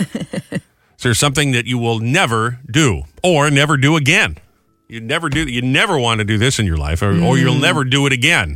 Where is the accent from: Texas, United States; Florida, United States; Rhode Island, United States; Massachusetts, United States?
Rhode Island, United States; moved away; my home state of Rhode Island, which is not Boston.